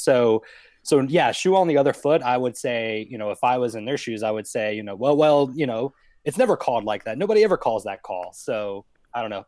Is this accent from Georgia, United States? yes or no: yes; Atlanta, Georgia, United States; moved away; I'm from Atlanta